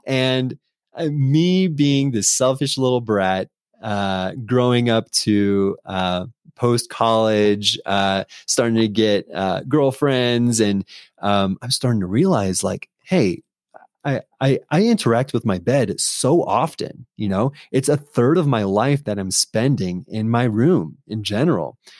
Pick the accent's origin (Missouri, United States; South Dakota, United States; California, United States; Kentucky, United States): California, United States; San Diego; I'm from San Diego